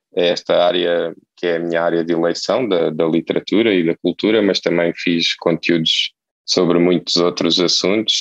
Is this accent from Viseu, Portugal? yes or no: no; Setúbal, Portugal; moved away as an adult; now in Lisbon, Portugal; eu eu nasci em Setúbal